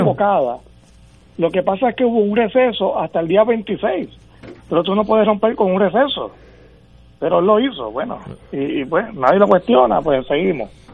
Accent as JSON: {"language": "Spanish", "country": "Puerto Rico", "said": "Puerto Rico tiene una realidad y es que somos ciudadanos de los Estados Unidos"}